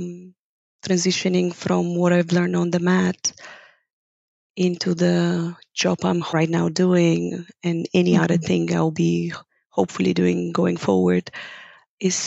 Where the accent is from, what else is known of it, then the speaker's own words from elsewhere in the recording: Bulgaria; first language Bulgarian; English is a second language; moved away as an adult; now in Amsterdam, Netherlands; I'm originally from Bulgaria.